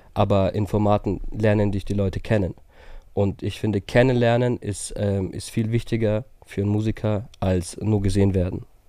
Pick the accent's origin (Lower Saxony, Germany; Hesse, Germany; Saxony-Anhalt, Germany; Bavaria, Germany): Bavaria, Germany; Herzogenaurach; aus Herzogenaurach